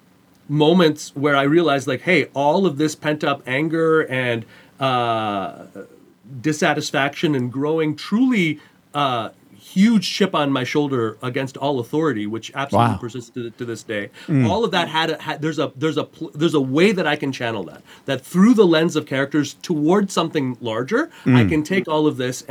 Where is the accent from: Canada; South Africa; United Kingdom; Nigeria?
Canada; Montreal, Quebec; I grew up in Montreal, Canada.